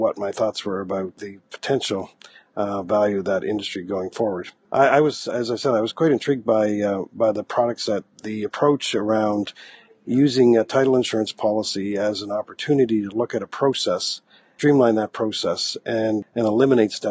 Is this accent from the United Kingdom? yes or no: no; Halifax, Nova Scotia, Canada; I'm a Maritimer. I grew up in Atlanta, Canada, and actually in the Halifax-Dartmouth area